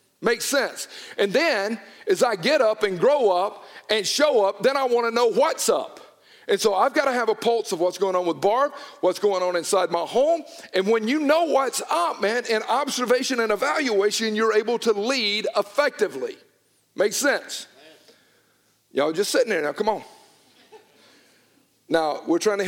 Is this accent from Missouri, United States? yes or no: no; Newnan, Georgia, United States; I was from Georgia. It was not that she grew up in Toronto and me in Noonan